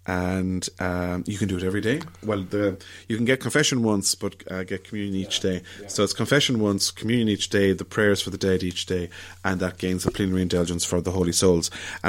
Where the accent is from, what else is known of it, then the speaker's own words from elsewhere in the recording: Ireland; But the Irish, being the Irish, being particularly, fun-loving, mm-hmm. we went and asked, I think it was Pope Benedict the 15th, for a particular saint, a feast day dedicated to all the saints of Ireland